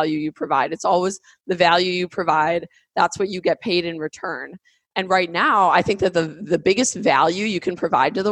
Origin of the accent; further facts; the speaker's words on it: United States; I, as an American